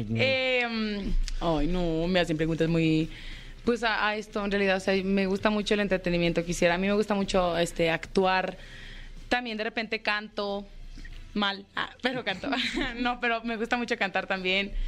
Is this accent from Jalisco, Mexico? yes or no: yes; Jalostotitlán, Jalisco, Mexico; De Jalos, Totitlán